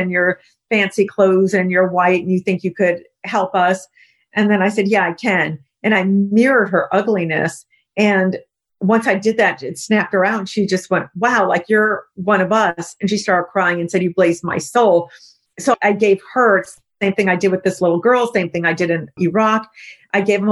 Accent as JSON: {"language": "English", "country": "United States", "said": "I'm American"}